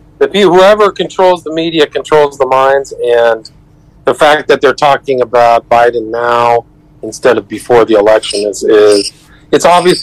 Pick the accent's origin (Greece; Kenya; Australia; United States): United States; California; also born or lived in Omaha, Nebraska; now in Los Angeles, United States; No, I was born in Omaha, Nebraska. I grew up in Northern California.